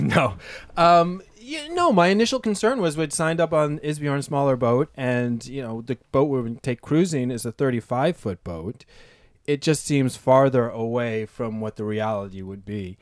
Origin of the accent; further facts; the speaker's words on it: East Coast, United States; moved away as an adult; now in San Francisco, United States; I'm an East Coast sailor. I grew up sailing on the Bay.